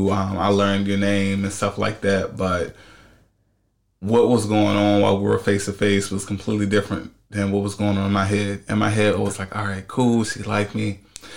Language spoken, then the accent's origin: English; Washington, District of Columbia, United States; I'm from D.C.